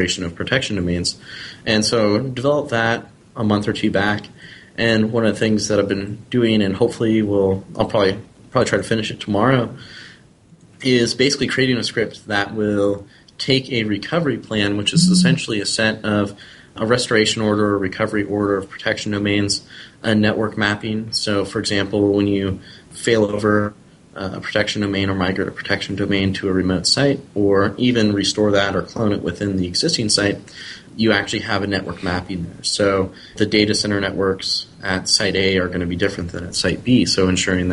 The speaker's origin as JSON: {"language": "English", "area": "the Northwest", "region": "Pacific Northwest", "country": "United States", "said": "I'm from the Northwest"}